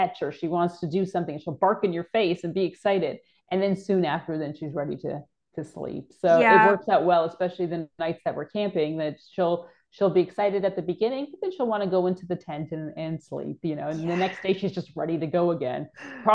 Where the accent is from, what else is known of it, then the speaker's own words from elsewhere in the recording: Toronto, Ontario, Canada; moved away; I'm originally from Canada. I grew up in Toronto.